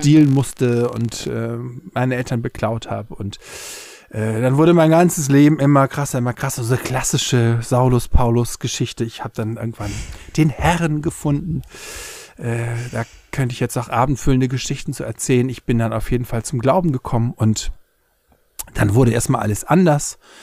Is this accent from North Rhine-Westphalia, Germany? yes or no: no; Hamburg, Germany; now in Berlin, Germany; aufgewachsen in Hamburg-Poppenbüttel